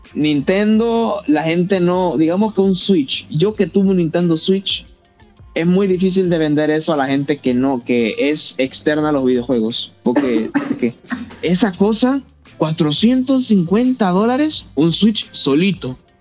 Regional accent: Almirante, Bocas del Toro, Panama; yo soy de Panamá, pero yo que ah, soy bien lejos. Yo soy de Bocas del Toro, Almirante

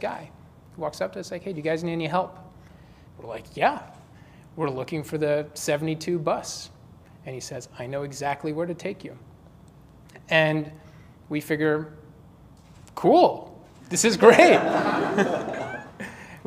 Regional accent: London, United Kingdom; now in San Francisco, United States; I grew up in London.

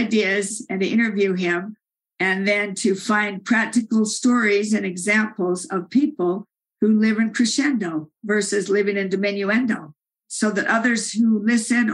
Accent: Salt Lake City, Utah, United States; I'm from Salt Lake City

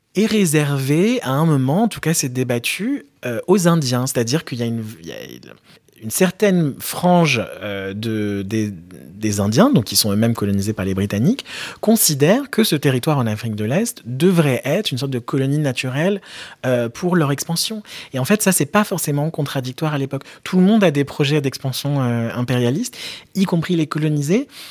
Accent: France; j'ai grandi en France

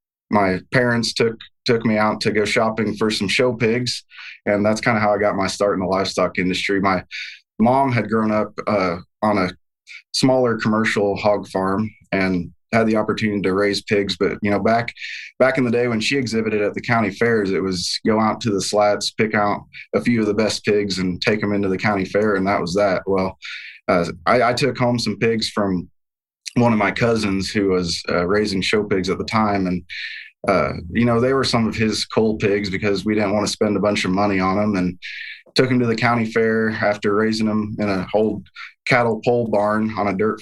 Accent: Olney, Illinois, United States; moved away as an adult; now in Iowa, United States; growing up in rural southeastern Illinois. My hometown is Olney, Illinois, if anyone knows where that's at, home of the white squirrels. But, a very agricultural-based community

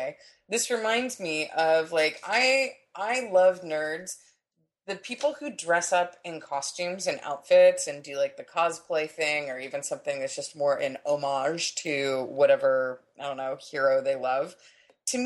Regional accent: San Diego, California, United States; when I was growing up in San Diego

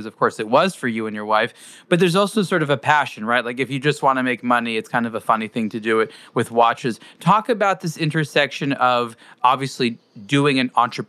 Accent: United States; as an American

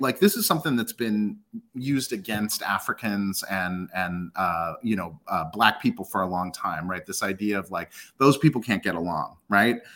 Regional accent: United States; also born or lived in Ethiopia; I was raised and born, you know, raised and educated here in the U S

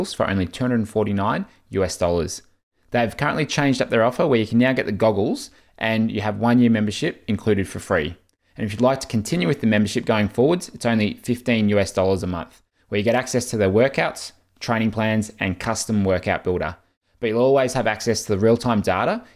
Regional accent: Australia; as an Australian

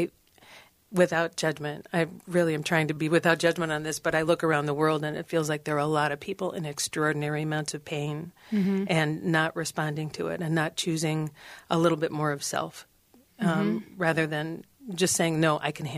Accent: Cambridge, Minnesota, United States; I grew up in Cambridge, Minnesota

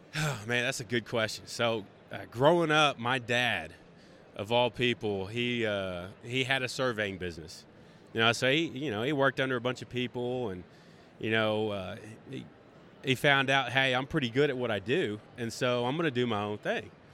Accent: Greenville, Texas, United States; I am from Greenville, Texas a small town outside of Dallas.

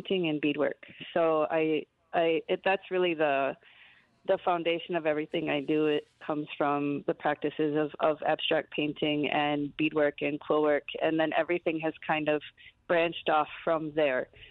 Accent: Madison, Wisconsin, United States; now in Twin Cities, United States; I grew up in Madison, Wisconsin

